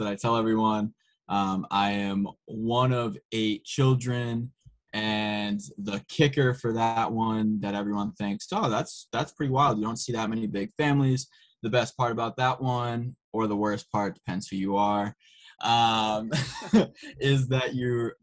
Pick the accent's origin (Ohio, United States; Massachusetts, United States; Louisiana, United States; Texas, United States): Massachusetts, United States; Worcester; Grew up in Worcester, Massachusetts my whole life